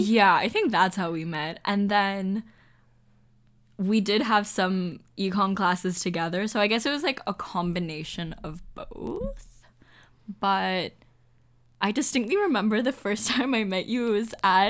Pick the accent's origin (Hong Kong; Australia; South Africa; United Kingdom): Hong Kong; moved away; I'm from Hong Kong.